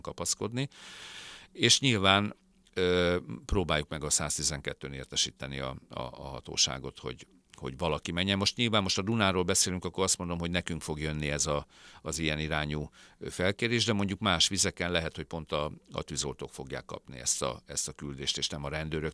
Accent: Hungary; now in Budapest, Hungary; Dunamenti gyerek vagyok, vidékről származom, Dunamenti városból

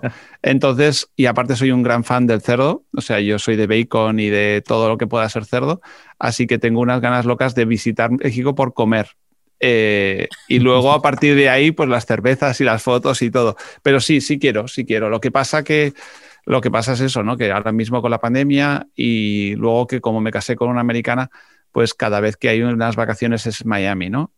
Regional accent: Spain; siendo español hablo en inglés

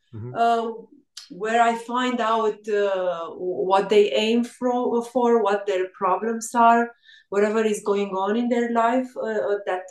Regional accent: Râmnicu Vâlcea, Vâlcea County, Romania; English is a second language; also born or lived in United Kingdom; I'm in Râmnicu Vâlcea is the name of my hometown

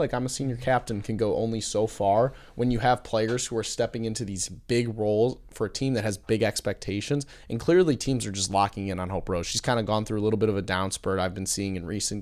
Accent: Michigan, United States; my home state. went to Michigan

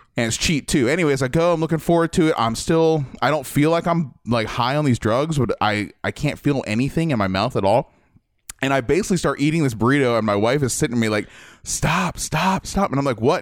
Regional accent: Midwest, United States; moved away; I grew up in the Midwest

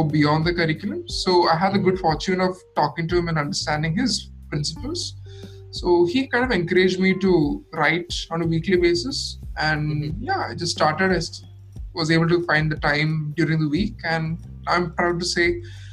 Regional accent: Kerala, India; I am from Kerala.

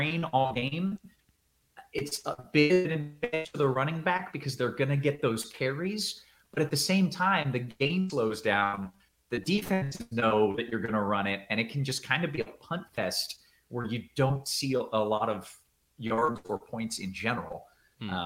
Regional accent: Tampa, Florida, United States; also born or lived in Dallas, Texas; now in Houston, United States; I grew up in Florida

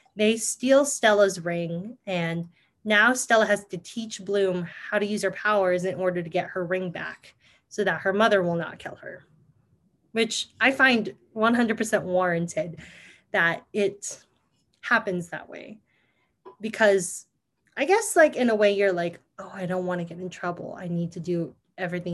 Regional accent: Philippines; being Filipino

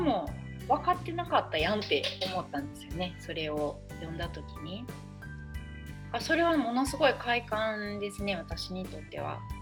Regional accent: Yokkaichi, Mie, Japan; moved away as an adult; now in Kyoto, Japan; なので私は三重四日市生まれ育ちで

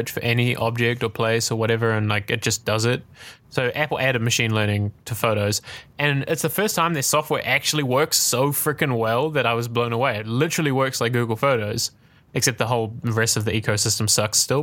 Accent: New Zealand; I'm from New Zealand

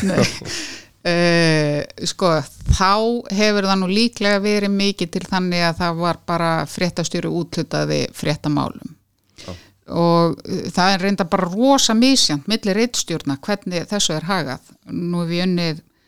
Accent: Reykjavík, Capital Region, Iceland; also born or lived in Kópavogur, Iceland / Brighton, England; ég líti á mig sem breyðtilding

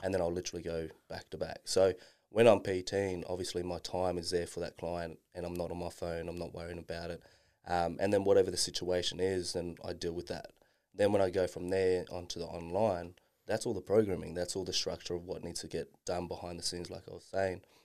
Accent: Darwin, Northern Territory, Australia; growing up in Darwin

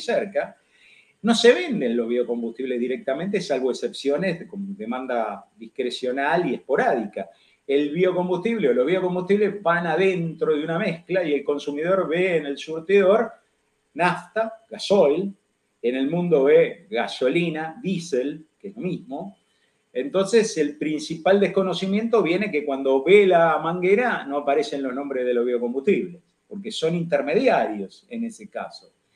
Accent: Argentina

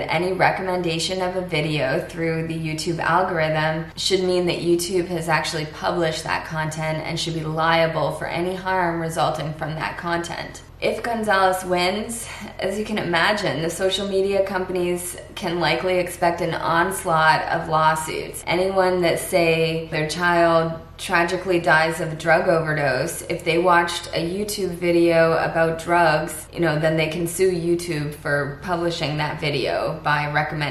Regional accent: Florida, United States; now in Canada; my home state of Florida

